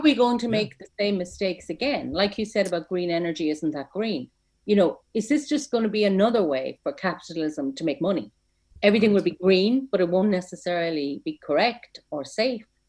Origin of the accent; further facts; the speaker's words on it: Ireland; I never left my hometown